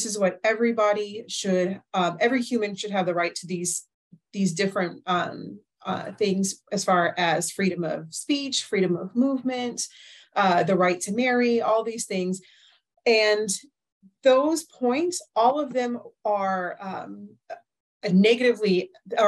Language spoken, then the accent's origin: English; United States; as an American